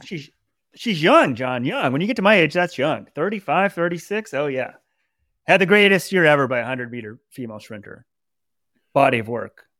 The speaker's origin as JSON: {"language": "English", "town": "Dallas", "region": "Texas", "country": "United States", "said": "I'm from Dallas"}